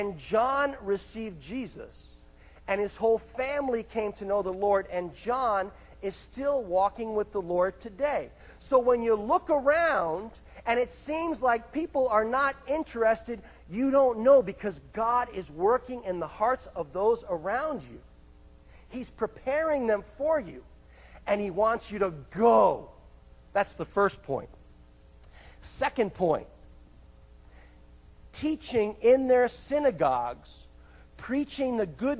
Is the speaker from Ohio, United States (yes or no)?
no; Greenwich, Connecticut, United States; I grew up in Connecticut, actually in a place called Greenwich, Connecticut